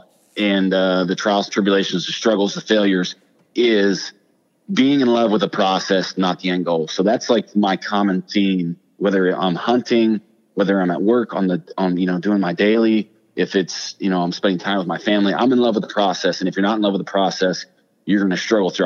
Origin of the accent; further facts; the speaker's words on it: Ohio, United States; born and raised in Ohio